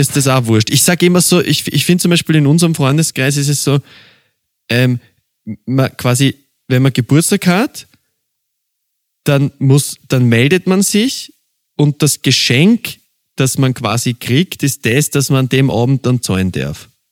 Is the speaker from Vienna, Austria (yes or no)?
yes; Vienna, Austria; ich bin ein Wiener und bei uns gibt's einen gespritzten